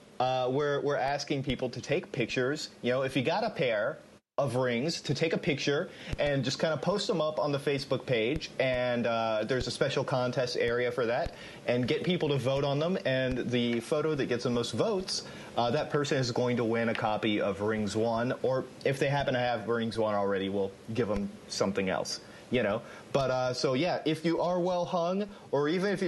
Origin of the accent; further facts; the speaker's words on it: Atlanta, Georgia, United States; also born or lived in Japan; I grew up in Atlanta, and Atlanta is pretty much owned by Coca-Cola.